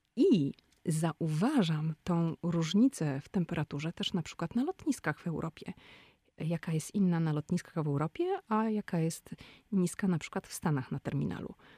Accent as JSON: {"language": "Polish", "country": "Poland", "tie": "born or raised there", "moved": "as an adult", "lives_now": "Washington, United States", "said": "Mój mąż i ja no, urodziliśmy się w Polsce. W Polsce chodziliśmy do szkół, w Polsce kończyliśmy studia"}